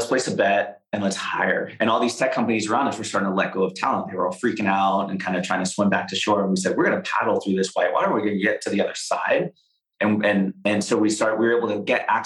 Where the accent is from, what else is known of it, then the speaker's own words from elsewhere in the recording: the Bay Area, California, United States; I live in the Bay. I grew up in the Bay.